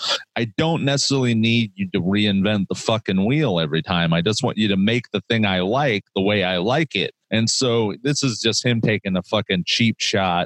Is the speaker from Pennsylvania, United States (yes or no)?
no; Fort Wayne, Indiana, United States; I'm originally from Fort Wayne, Indiana